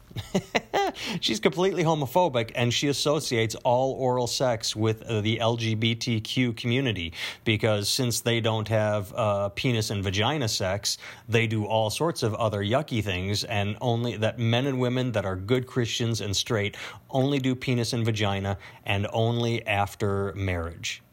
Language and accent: English; Wisconsin, United States; I'm from Wisconsin